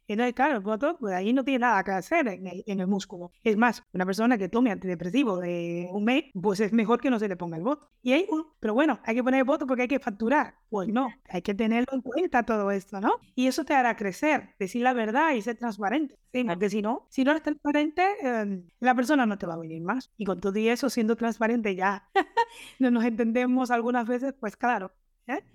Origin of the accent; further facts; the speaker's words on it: Cuba; moved away as an adult; now in Reus, Spain; nos casamos en el 99 y hasta el 2001 no salí de Cuba